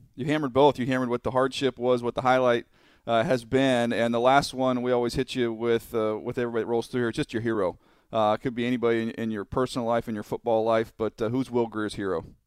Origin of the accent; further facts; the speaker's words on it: San Diego, California, United States; I grew up in San Diego